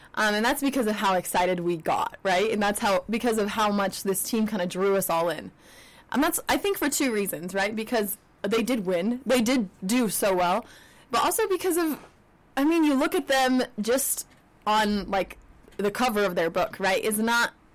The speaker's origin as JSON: {"language": "English", "region": "Utah", "country": "United States", "tie": "born or raised there", "said": "growing up in Utah"}